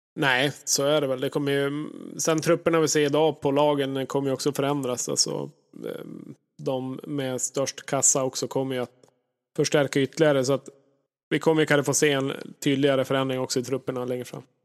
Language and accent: Swedish; Norrland, Sweden; jag är ju verkligen en norrlänning, född, född på fel ställe på jorden